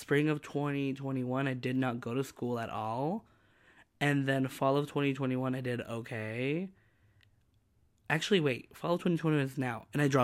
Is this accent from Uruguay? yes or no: yes; Uruguay; moved away; I'm going to my birth country after 15 years of not having gone